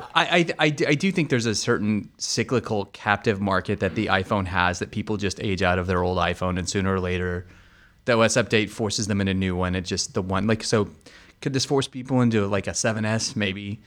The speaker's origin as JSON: {"language": "English", "country": "United States", "said": "being the American that I am"}